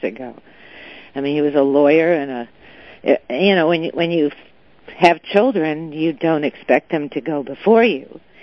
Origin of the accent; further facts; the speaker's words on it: Southern California, United States; also born or lived in China; I was born in Southern California, raised in Southern California, a product of uh, the public high schools and even public university.